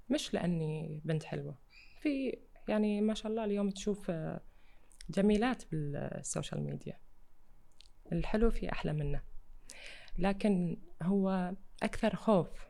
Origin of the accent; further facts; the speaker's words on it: Iraq; accent: Iraqi; moved away; عشت خارج العراق بس آه، اكيد احب احكي عراقي